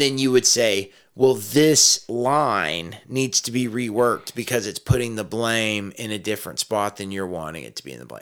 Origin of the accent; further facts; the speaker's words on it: Texas, United States; I was raised a Texan